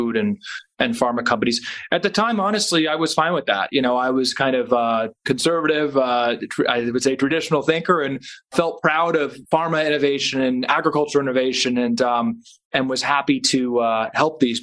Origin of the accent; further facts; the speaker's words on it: Washington, District of Columbia, United States; moved away as an adult; also born or lived in Stanford; I was born and raised in Georgetown, which is right in Washington, D.C.